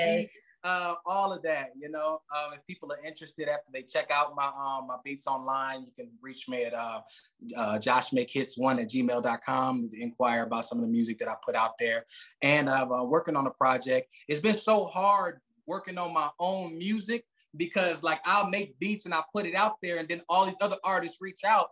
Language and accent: English; Chicago, Illinois, United States; now in Phoenix, United States; I'm from Chicago, but I'm living currently in Phoenix.